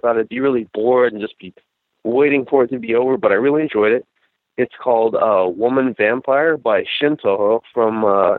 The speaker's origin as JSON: {"language": "English", "region": "New Mexico", "country": "United States", "said": "I'm from New Mexico"}